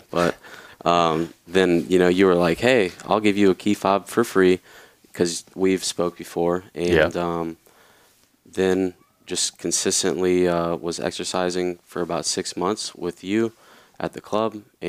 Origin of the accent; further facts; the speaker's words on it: Louisiana, United States; born there; So, first thing, I was born in Louisiana, so that's why I was living down there, and I was working with my family.